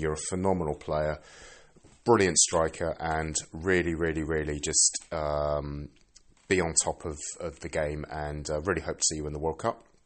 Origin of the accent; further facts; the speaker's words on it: England, United Kingdom; now in Sweden; I'm British